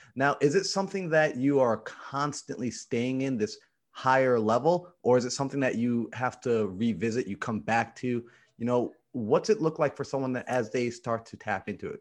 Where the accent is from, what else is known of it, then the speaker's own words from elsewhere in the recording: New York, United States; I'm from New York